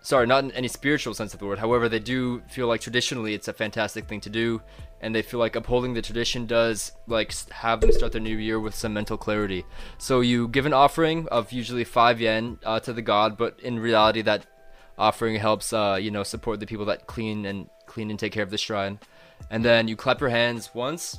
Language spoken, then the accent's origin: English; United States; moved away; also born or lived in Japan; I'm an American